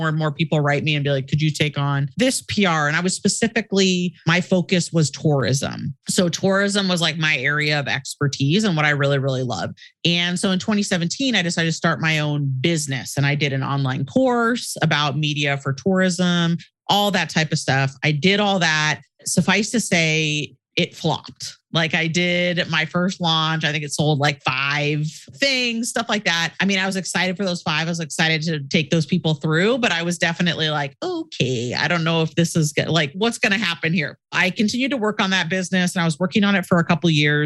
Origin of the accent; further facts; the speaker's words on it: Portland, Oregon, United States; I'm originally from Portland, Oregon on the West Coast. So I moved back home